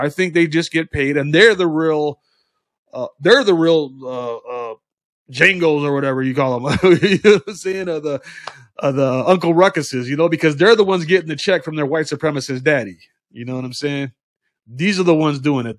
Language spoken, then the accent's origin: English; United States; We are Americans.